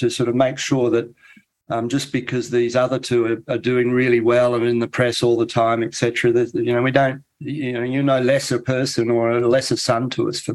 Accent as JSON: {"language": "English", "town": "Brisbane", "region": "Queensland", "country": "Australia", "tie": "born or raised there", "moved": "as an adult", "lives_now": "England", "said": "he's in my hometown"}